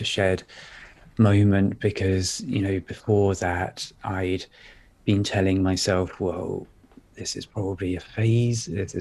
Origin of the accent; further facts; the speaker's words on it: Cambridge, East of England, United Kingdom; I was just a white, relatively middle-class male growing up in Cambridge in a very comfortable environment